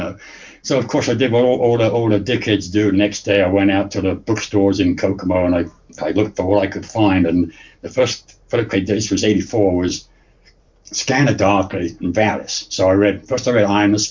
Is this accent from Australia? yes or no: no; Luton, East of England, United Kingdom; moved away; also born or lived in Indiana; I was actually born in England, in a little shithole town in England called Luton. I don't know if you ever heard of Luton. It's just a little north of London. It's a dump, okay. Well, it was back then. They spruced it up now, but back in the 50s, 60s, when I grew up, it was a dump